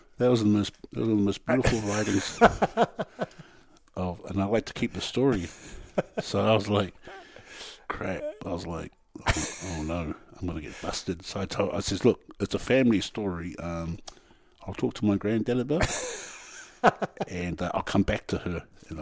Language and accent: English; Christchurch, Canterbury, New Zealand; Funny story, growing up in Christchurch, I really liked my school teacher.